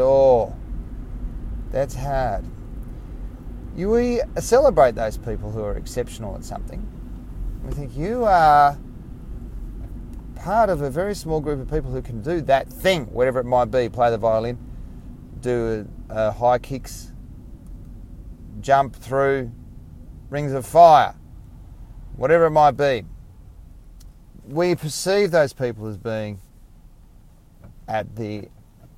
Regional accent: Tasmania, Australia; I grew up in Tasmania, Australia, very small population

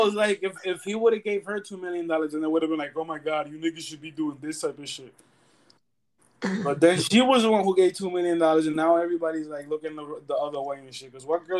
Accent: New York, United States; Because we are from New York and 50 is from New York, but...

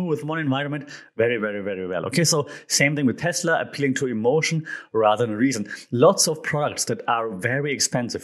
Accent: Germany; I'm from Germany

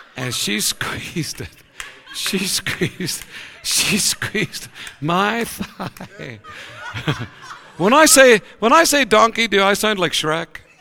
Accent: Ireland; We're personable people. We want to be with everybody all the time. We're Irish

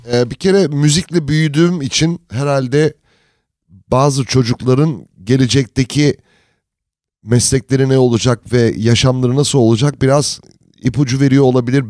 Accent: United States; moved away; also born or lived in Turkey; Amerika'da büyüdüm

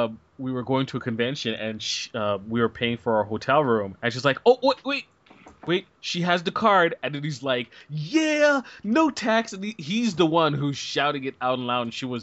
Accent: Canada; I guess, you know, because I'm Canadian and just and I'm out of the military

